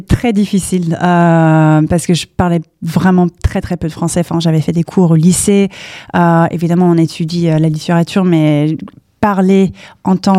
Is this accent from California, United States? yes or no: yes; Palo Alto, California, United States; French is a second language; moved away as an adult; now in Paris, France; j'ai grandi aux US, j'ai grandi à Palo Alto